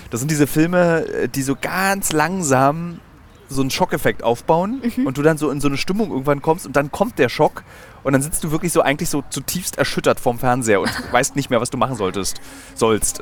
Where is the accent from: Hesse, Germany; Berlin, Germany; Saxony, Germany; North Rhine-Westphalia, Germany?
Berlin, Germany; als Berliner